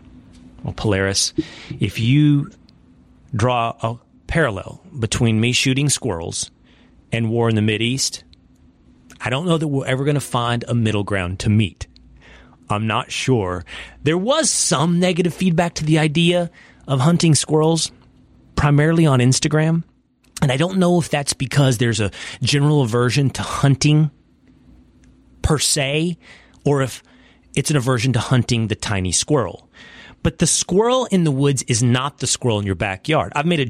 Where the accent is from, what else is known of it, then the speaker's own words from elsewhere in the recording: East Texas, United States; accent: East Texas; moved away; The East Texas accent, as thick as it gets. Not as refined and syrupy as South Carolina, but as strong as any in the nation. And I was surrounded by East Texans